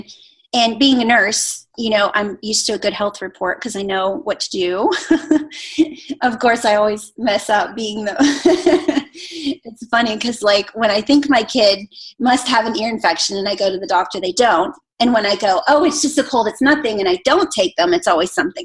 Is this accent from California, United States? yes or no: no; Pittsburgh, Pennsylvania, United States; now in Atlanta, United States; I'm from Pittsburgh